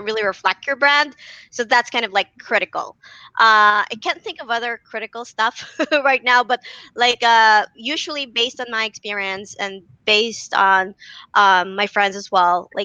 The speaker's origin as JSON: {"language": "English", "country": "Philippines", "said": "I'm from the Philippines"}